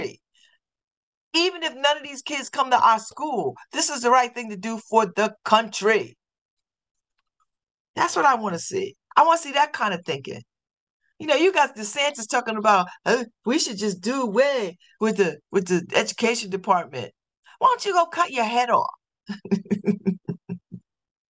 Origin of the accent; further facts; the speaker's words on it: New Haven, Connecticut, United States; I'm from New Haven.